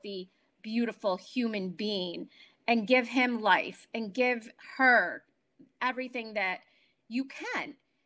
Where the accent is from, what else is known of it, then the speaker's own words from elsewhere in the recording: New York, United States; moved away; I am from New York originally.